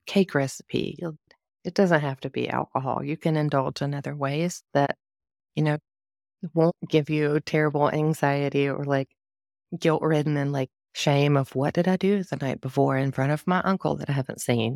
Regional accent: the South, United States; I'm from the South

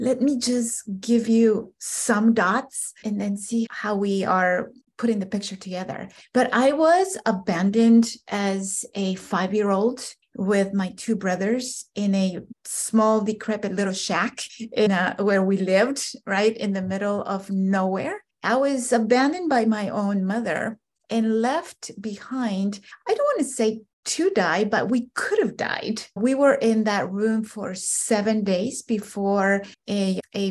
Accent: Guatemala; now in United States; I'm an immigrant from Central America, more specifically Guatemala. Grew up in extreme poverty

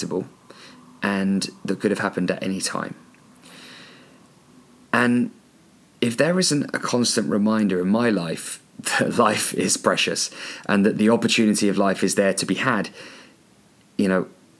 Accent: Andover, South East England, United Kingdom; also born or lived in New Zealand; Andover. That's where I live. That's my hometown.

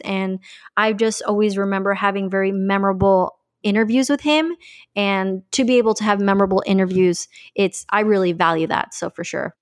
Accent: Colombia; now in Miami, United States; I'm originally from Columbia, so I'm bilingual.

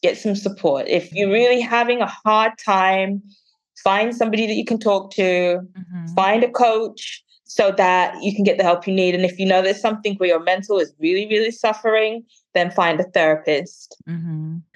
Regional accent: London, United Kingdom; now in Birmingham, United Kingdom; I was born and raised in London, and I currently live in the second largest city, Birmingham.

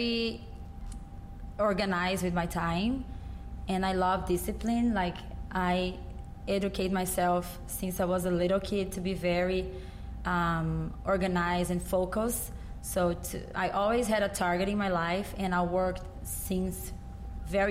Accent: Goiânia, Goiás, Brazil; born or raised there; English is a second language; also born or lived in São Paulo; now in United States

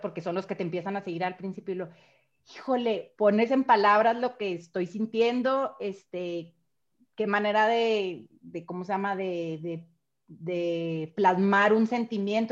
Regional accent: Chihuahua, Mexico; soy de Chihuahua

